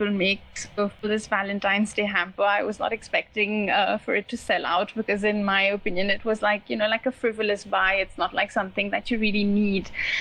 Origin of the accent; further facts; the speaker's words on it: Mauritius; now in India; I'm from Mauritius